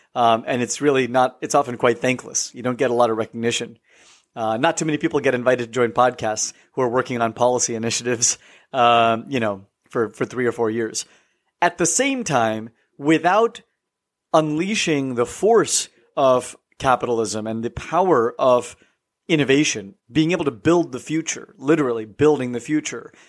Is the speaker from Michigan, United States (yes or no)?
no; California, United States; moved away as an adult; also born or lived in East Coast, United States; I grew up in the West Coast in California, but then went to the East Coast for, uh, twelve years